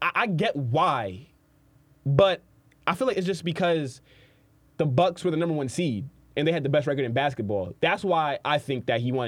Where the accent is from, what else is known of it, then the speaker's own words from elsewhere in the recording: New York City, New York, United States; I'm from Brooklyn